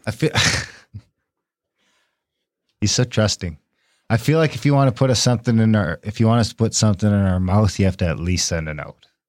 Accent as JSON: {"language": "English", "country": "Canada", "said": "I'm an Indian and we have rights to them in the treaty."}